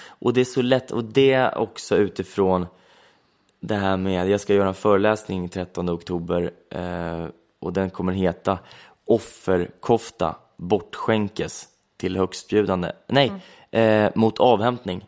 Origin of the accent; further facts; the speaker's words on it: Söderköping, Östergötland, Sweden; där jag kommer ifrån